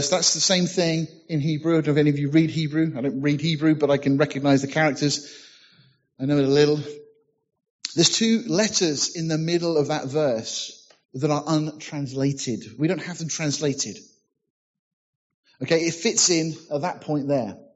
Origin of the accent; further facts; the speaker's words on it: United Kingdom; Well, being British, you know, said nothing.